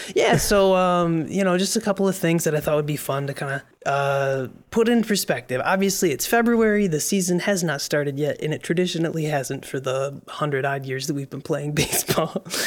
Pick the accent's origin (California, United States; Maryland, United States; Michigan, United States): Michigan, United States; now in New York, United States; we're both from the Great Lakes State. Um, we both grew up Tigers fans.